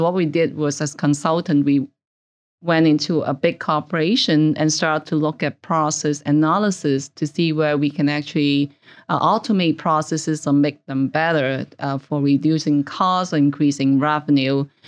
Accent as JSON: {"language": "English", "country": "Hong Kong", "tie": "born or raised there", "also_born_or_lived": "Canada", "moved": "as an adult", "lives_now": "New York, United States", "said": "I originally grew up in Hong Kong. I stayed there for about twenty-five years, actually"}